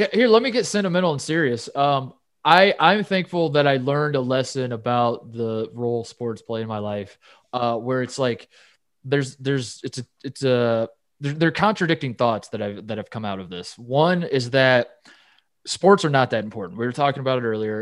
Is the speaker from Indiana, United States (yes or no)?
no; Los Angeles, California, United States; my hometown Dodgers